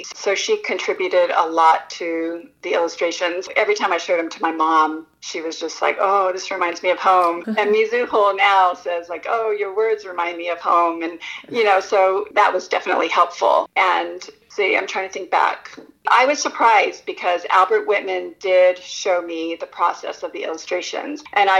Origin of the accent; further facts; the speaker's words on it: Japan; also born or lived in United States; I grew up partly in Japan, and I had ideas of the many festivals I attended there, which I had no recollection of what I was celebrating, and then fairs that I attended in America.